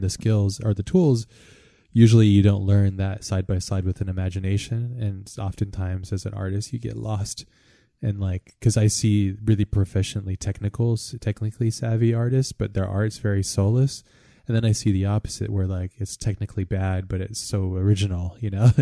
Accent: United States; as an American

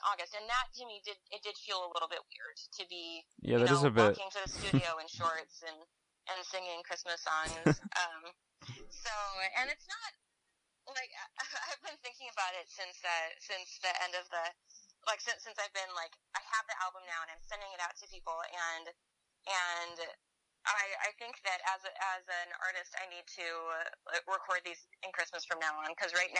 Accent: Pacific Northwest, United States; but I grew up in the Pacific Northwest, and that's where we mostly toured

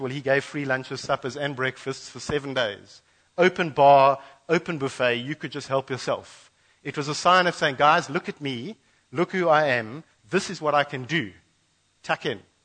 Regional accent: Western Cape, South Africa; moved away as an adult; also born or lived in Mozambique border; now in KwaZulu-Natal, South Africa; We grew up, born and bred in the Cape

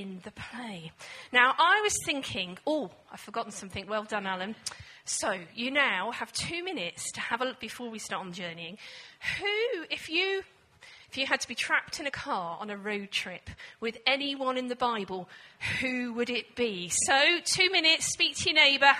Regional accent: England, United Kingdom; also born or lived in Scotland; being an English woman

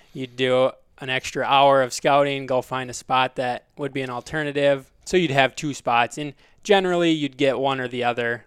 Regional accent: Belle Plaine, Minnesota, United States; also born or lived in South Dakota; I grew up in Belle Plaine, Minnesota

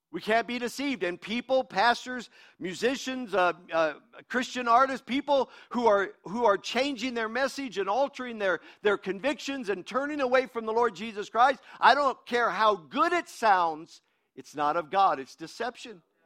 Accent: United States; I'm an American. I'm an American

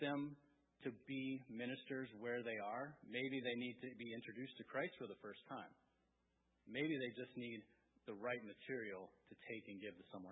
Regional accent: coastal Maine, United States; also born or lived in Wiscasset, Maine / Bath, Maine; that's where I grew up. I grew up in Alma. We lived in Wiscasset and Bath

